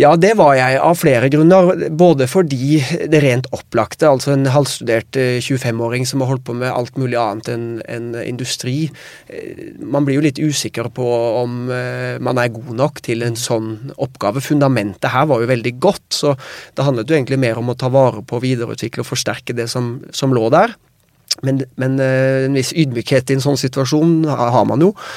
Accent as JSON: {"language": "Norwegian", "country": "Norway", "said": "vi kommer fra Norge"}